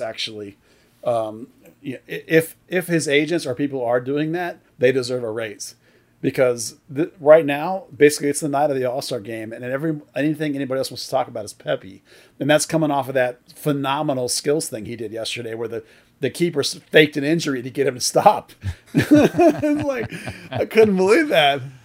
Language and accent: English; United States; I'm American